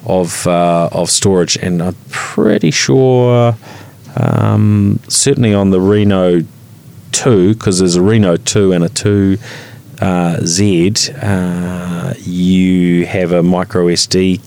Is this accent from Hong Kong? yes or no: no; New Zealand; we're Kiwi